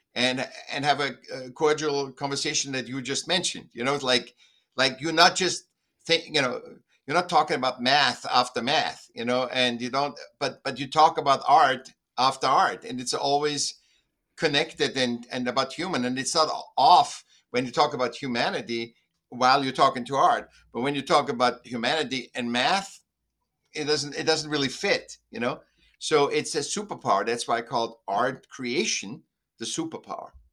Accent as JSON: {"language": "English", "region": "Vienna", "country": "Austria", "tie": "born or raised there", "said": "I was born in Vienna, Austria, and, um, was a sick child. Then I went to school"}